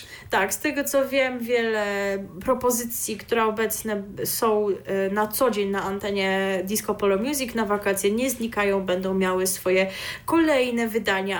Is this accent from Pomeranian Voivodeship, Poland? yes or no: yes; Pomeranian Voivodeship, Poland; jestem z Pomorza